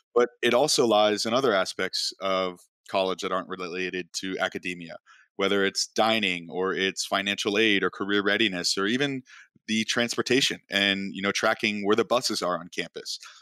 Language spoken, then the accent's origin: English; Chicago, Illinois, United States; moved away as an adult; also born or lived in Oklahoma; I grew up in Chicago, and not a lot of kids from Chicago end up at school at Oklahoma State